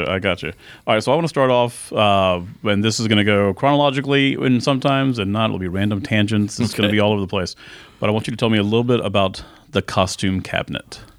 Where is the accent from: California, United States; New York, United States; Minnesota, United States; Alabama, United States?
Alabama, United States; Florence; moved away as an adult; now in Atlanta, United States; I grew up in Florence, Alabama, uh, northwestern part of Alabama, about two hours uh, east of Memphis.